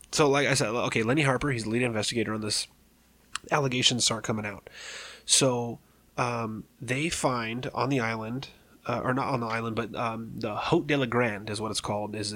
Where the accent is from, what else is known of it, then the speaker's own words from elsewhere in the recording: London, United Kingdom; And excuse my language, but I'm from London and this is how we talk.